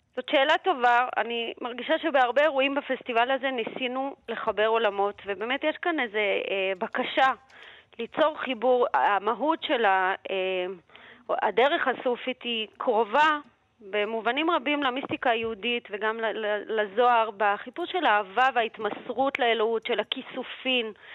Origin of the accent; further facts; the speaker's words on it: Moscow, Russia; now in Israel; אני עצמי ילידת מוסקבה